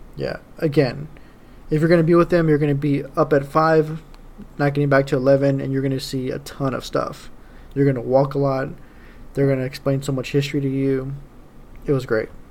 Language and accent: English; Texas, United States; I was from Texas